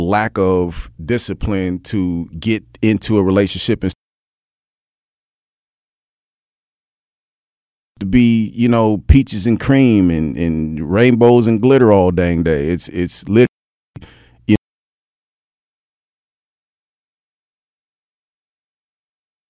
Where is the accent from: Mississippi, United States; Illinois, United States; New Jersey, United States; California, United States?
Mississippi, United States; Indianola; born in Indianola, Mississippi.